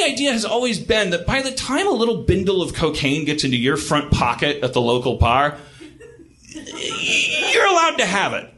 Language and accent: English; United States; I'm an American.